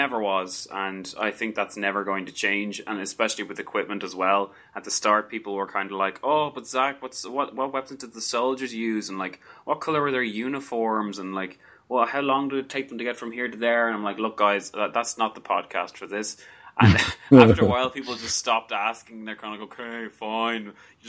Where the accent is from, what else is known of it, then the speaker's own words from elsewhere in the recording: Ireland; I'm Irish